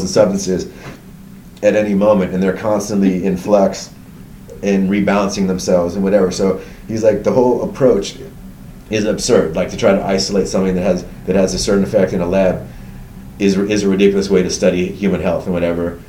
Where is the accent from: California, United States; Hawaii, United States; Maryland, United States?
California, United States; suburbs outside San Francisco, Northern; moved away as an adult; also born or lived in Berkeley, California / Los Angeles area / New York; I was born in um, Berkeley, California, at Alta Bates Hospital. Uh, and I uh, grew up in California. Went to college. I, so I grew up in Northern California in the suburbs outside San Francisco.